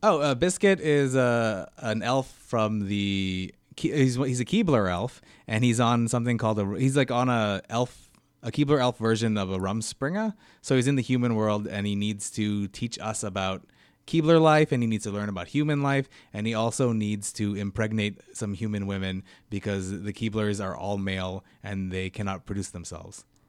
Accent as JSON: {"language": "English", "town": "Vancouver", "region": "British Columbia", "country": "Canada", "said": "I'm from Vancouver, yeah. I'm, like, one of the only four Vancouver comedians who are actually from Vancouver."}